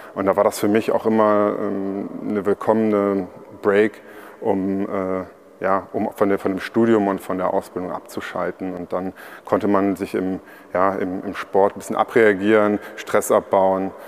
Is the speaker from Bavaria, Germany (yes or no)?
no; Trier, Rhineland-Palatinate, Germany; ich komme ja aus Trier